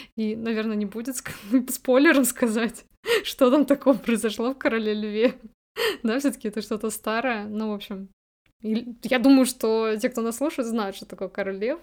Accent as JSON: {"language": "Russian", "town": "Voronezh", "region": "Voronezh Oblast", "country": "Russia", "said": "мы из Воронежа, э, мы не в Москве живем"}